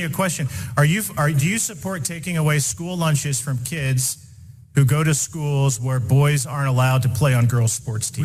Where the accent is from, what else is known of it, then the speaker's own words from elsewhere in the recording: Indiana, United States; Indiana, my home state